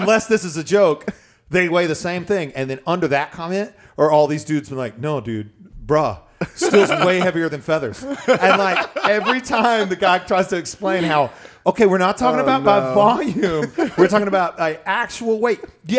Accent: Lexington, North Carolina, United States; moved away

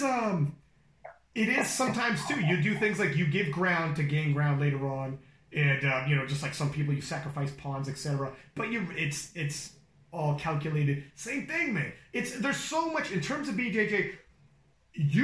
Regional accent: Canada; I'm from Canada.

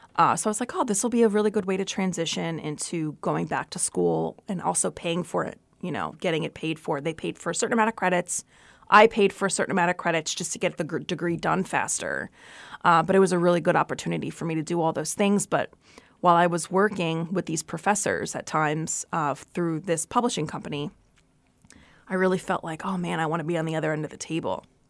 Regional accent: New Jersey, United States; also born or lived in Brooklyn, New York / North Dakota; I was born in Brooklyn, raised in Jersey

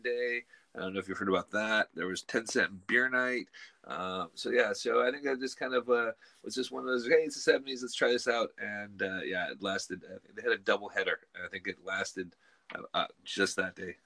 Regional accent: West Coast, United States; moved away as an adult; now in Scotland; growing up in the West Coast

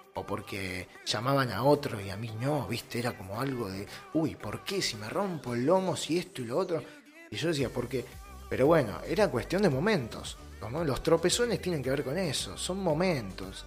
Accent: Lomas de Zamora, Buenos Aires Province, Argentina; yo soy de Loma de Zamora, de zona sur. Eh, en Buenos Aires, zona sur.

